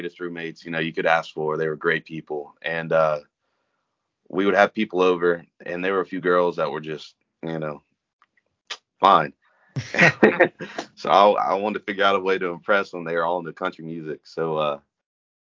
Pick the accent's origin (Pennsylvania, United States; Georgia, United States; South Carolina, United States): Georgia, United States; Newnan; I'm from Newnan. Been here all my life